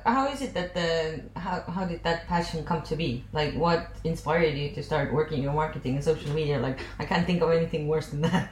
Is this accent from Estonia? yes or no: yes; Tartu, Tartu County, Estonia; moved away as an adult; also born or lived in Tallinn, Estonia / Ireland; I'm originally from Tartu Oh. I lived 13 years in Tallinn, two years in Ireland, and now I'm back in Tartu.